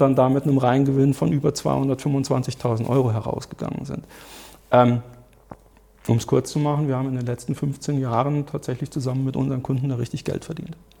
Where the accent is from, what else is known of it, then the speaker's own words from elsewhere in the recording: Germany; bei uns in Deutschland